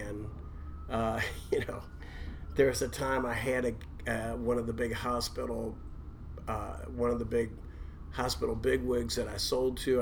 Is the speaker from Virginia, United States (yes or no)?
no; Louisville, Kentucky, United States; I was born in Louisville. I was born in 1962